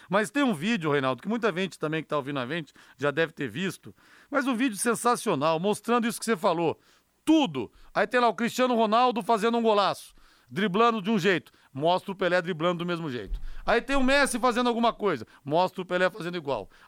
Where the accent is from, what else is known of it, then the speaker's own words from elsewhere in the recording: São Paulo, Brazil; E como eu sou paulista, eu vou de paulista hoje aqui